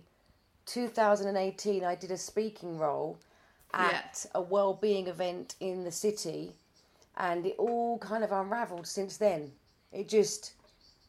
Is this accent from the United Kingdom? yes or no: yes; Chelmsford, East of England, United Kingdom; moved away as an adult; now in Wanstead, United Kingdom; Born and bred in Essex, Chelmsford, Essex, but I've lived in Wanstead for 8 years now.